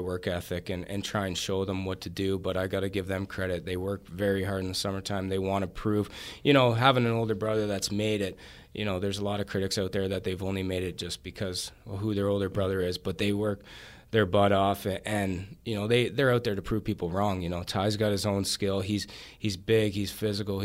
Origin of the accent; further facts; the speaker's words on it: Canada; being Canadian